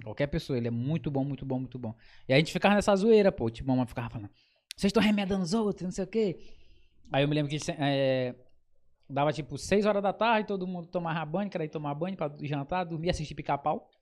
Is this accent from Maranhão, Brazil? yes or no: yes; Cururupu, Maranhão, Brazil; moved away; also born or lived in Pinheiro / Rio de Janeiro / São Luís; eu sou da Ilha dos Lençóis, de Cururupu. E aí eu nasci lá